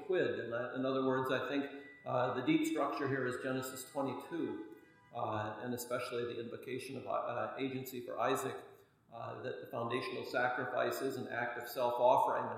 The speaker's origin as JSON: {"language": "English", "country": "United States", "said": "I'm an American"}